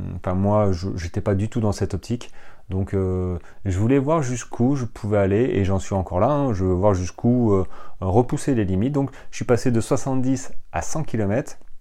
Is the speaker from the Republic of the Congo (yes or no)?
no; French Ardennes, Grand Est, France; moved away as an adult; moi j'ai grandi dans les Ardennes, euh, les Ardennes françaises, hein, à la frontière belge jusqu'à l'âge de jusqu'à l'âge de 18-19 ans